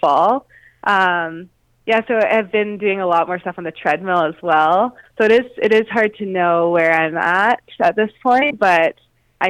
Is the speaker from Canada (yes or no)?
yes; Canada; as a Canadian coming from a cold climate